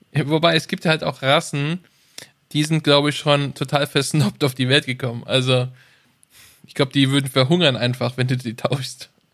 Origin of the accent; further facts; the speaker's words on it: Germany; bei uns in Deutschland